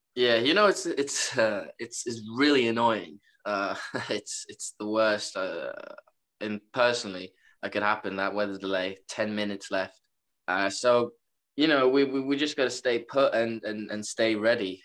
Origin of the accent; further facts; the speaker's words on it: Norway; moved away as an adult; now in Rockville Centre, United States; I'm from Norway, so uh, came quite a far way.